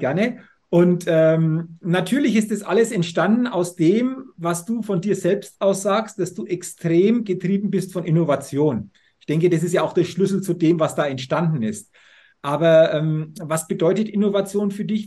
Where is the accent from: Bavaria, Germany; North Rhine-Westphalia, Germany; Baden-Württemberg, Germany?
Bavaria, Germany; Middle Franconia; ich komme aus äh, Franken, Mittelfranken. Nürnberg ist 35 Kilometer entfernt.